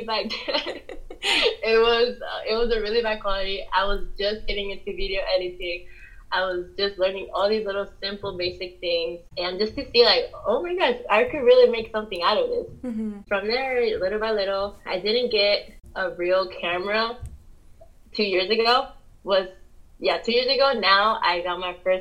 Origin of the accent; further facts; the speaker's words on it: Pennsylvania, United States; also born or lived in New Jersey; I'm from Pennsylvania